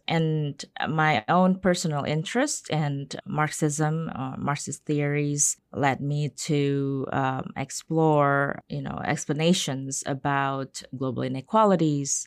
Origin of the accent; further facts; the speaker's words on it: Indonesia; now in United States; I'm from Indonesia.